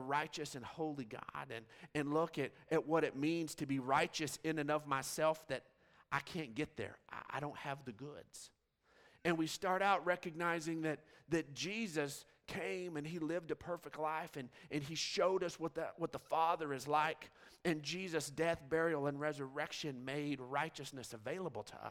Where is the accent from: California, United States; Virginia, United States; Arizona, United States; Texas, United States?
Texas, United States; Odessa; Growing up in West Texas, I mean, you just see forever. I mean, Odessa is just flat, flat, flat